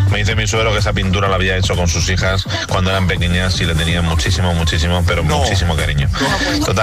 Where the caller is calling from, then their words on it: Valencia, Valencian Community, Spain; de Valencia.